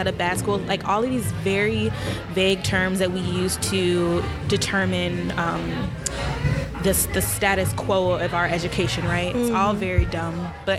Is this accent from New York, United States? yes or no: yes; Williamsville, New York, United States; also born or lived in Long Beach, California; I didn't actually grow up in the city of Buffalo. I grew up in a suburb right outside, like 10 minutes away, called Williamsville.